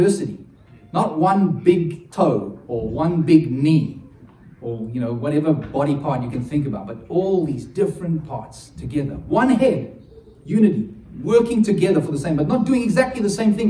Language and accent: English; South Africa; being South African